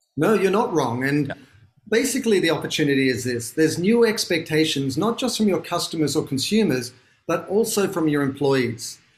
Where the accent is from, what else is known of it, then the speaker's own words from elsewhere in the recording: Sydney, New South Wales, Australia; moved away as an adult; now in Los Angeles, United States; I'm from Sydney, Australia, which is why I sound funny